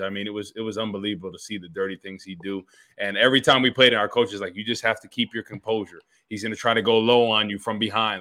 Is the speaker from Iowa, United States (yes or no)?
no; New Jersey, United States; I'm from Jersey